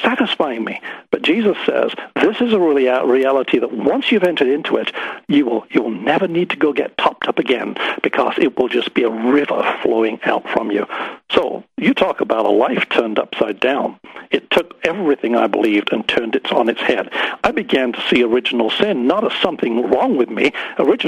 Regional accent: Harrogate, Yorkshire and the Humber, United Kingdom; I grew up in the Church of England, sang in the choir in Harrogate in Yorkshire in England, and my father sang in the choir

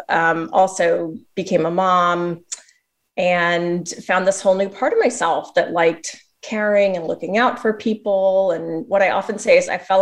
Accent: Southern Missouri, United States; moved away; also born or lived in Pittsburgh; I grew up in Southern Missouri

